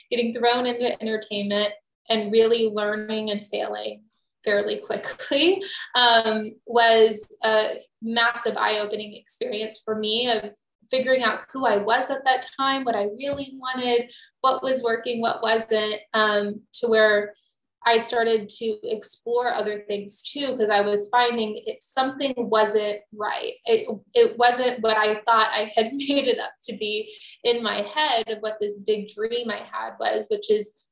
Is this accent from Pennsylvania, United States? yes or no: no; Texas, United States; I'm from Texas originally.